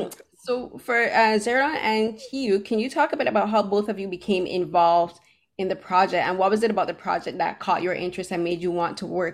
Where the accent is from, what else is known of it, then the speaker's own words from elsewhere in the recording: Barbados; now in Toronto, Canada; I'm from Barbados.